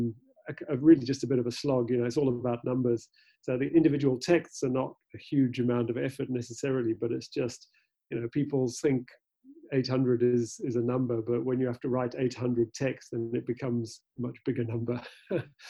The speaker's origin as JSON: {"language": "English", "town": "Cape Town", "region": "Western Cape", "country": "South Africa", "tie": "born or raised there", "also_born_or_lived": "United Kingdom", "said": "I was born in the UK, but came out to South Africa when I was 10 and have been living in Cape Town more or less ever since. And growing up in Cape Town"}